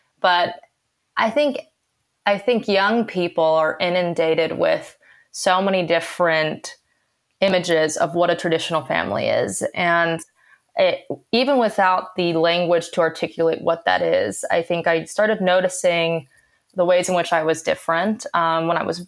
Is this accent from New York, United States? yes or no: no; Santa Fe, New Mexico, United States; also born or lived in California; I was born in California and moved to New Mexico when I was in fourth grade.